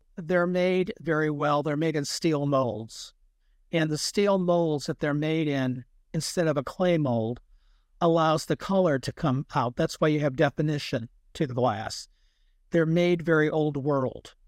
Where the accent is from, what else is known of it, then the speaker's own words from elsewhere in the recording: United States; We're not European. We're American